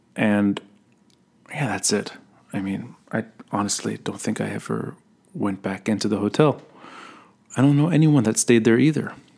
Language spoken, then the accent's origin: English; Beirut, Beirut Governorate, Lebanon; I grew up in Talat al-Khayat